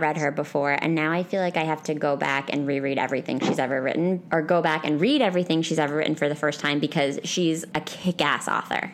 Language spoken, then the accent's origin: English; Northeast, United States; I'm from the Northeast